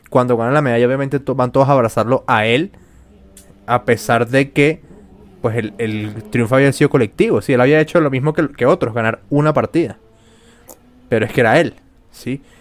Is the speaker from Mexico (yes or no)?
no; Spain; yo sé que a pesar de que yo soy española y tú eres venezolana, eh, pues juntas trabajamos.